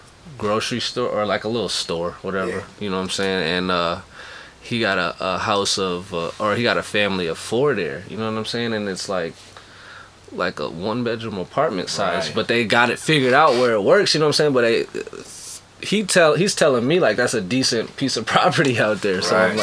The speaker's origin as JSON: {"language": "English", "region": "Minnesota", "country": "United States", "tie": "born or raised there", "also_born_or_lived": "Spokane, Washington / New Jersey", "moved": "as an adult", "lives_now": "Los Angeles, United States", "said": "I say I'm from Minnesota. Minnesota raised me."}